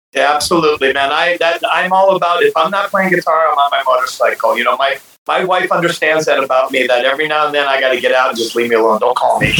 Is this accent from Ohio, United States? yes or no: yes; Ohio, United States; i grew up in Ohio